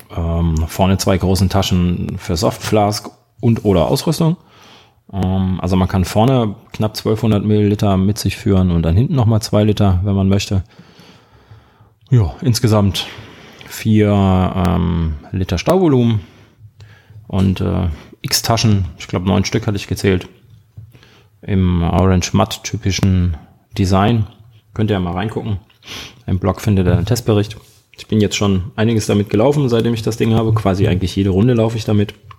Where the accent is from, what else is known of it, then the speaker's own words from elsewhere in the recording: Germany; wir Deutschen